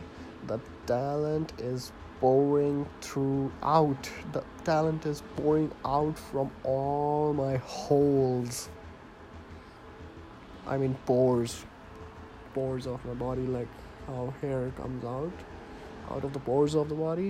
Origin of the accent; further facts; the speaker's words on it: India; accent: partly Indian; now in Canada; 23-year-old Indian guy who is living in Canada right now. And yes, my accent is not Canadian. Yes, my accent is not completely Indian either, because I am in the middle of everything.